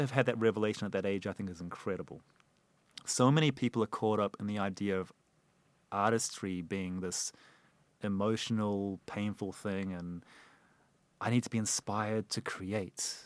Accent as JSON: {"language": "English", "country": "New Zealand", "tie": "born or raised there", "moved": "yes", "said": "we grew up together in New Zealand"}